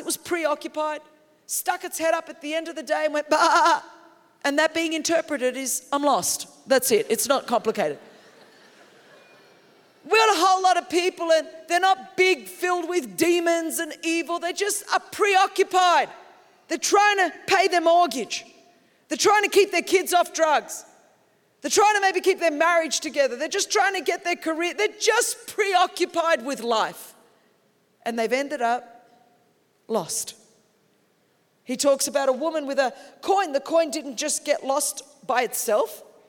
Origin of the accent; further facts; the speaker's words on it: Australia; I'm from Australia. We understand sheep.